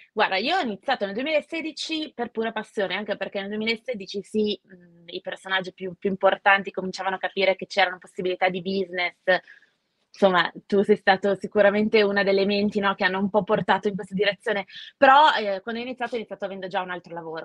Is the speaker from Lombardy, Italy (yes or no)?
yes; Milan, Lombardy, Italy; Io sono nata a Milano, una delle ormai non, non siamo tantissimi